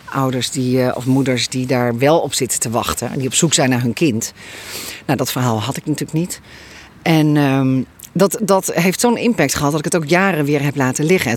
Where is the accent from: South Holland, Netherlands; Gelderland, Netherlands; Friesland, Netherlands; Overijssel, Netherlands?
Friesland, Netherlands; Leeuwarden; now in Westbroek, Netherlands; ik ben ook een Fries